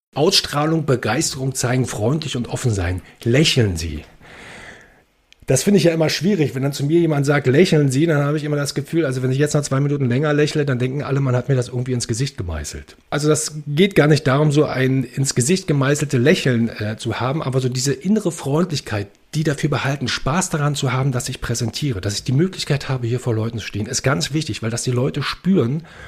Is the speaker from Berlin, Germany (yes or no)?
yes; Berlin, Germany; now in Brandenburg, Germany; ich bin äh, in Brandenburg geboren, Berlin aufgewachsen, jetzt lebe ich wieder in Brandenburg.